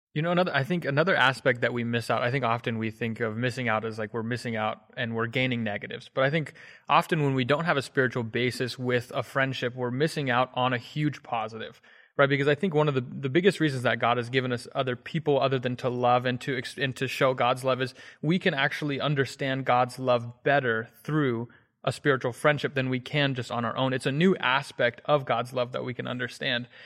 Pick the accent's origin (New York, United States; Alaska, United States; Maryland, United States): Maryland, United States; Hagerstown; I'm from Hagerstown, Maryland